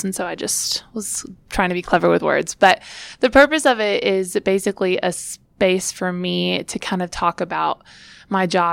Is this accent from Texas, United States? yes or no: no; Knoxville, Tennessee, United States; I am originally from Knoxville